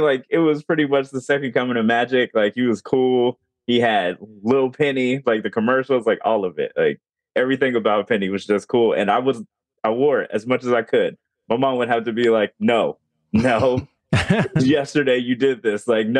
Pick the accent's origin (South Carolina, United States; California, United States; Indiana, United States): Indiana, United States; Gary; I'm from Gary, Indiana. It's like 45 minutes from Chicago.